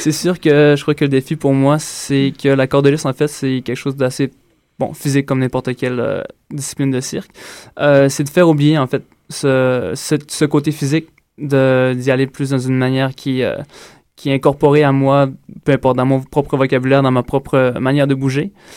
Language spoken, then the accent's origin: French; Quebec, Canada; also born or lived in Ontario; je suis natif de l'Ontario et j'ai grandi au Saguenay-Lac-Saint-Jean